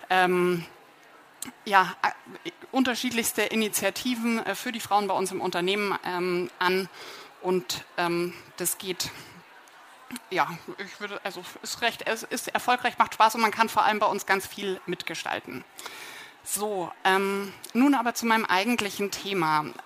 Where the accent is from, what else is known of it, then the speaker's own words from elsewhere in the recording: Munich, Bavaria, Germany; Ich komme hier aus München. Also ich wohne in, mit meinem Freund in der Maxvorstadt, bin äh, gebürtige Oberbayerin